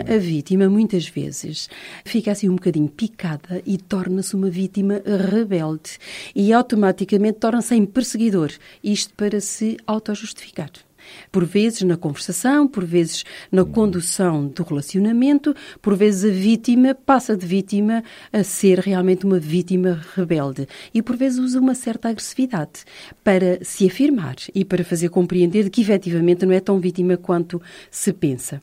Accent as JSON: {"language": "Portuguese", "country": "Portugal"}